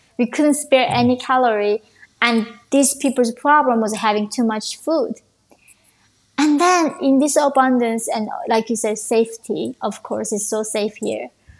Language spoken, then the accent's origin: English; Russia; Of course, growing up in Russia, I had no idea what Ivy League schools were.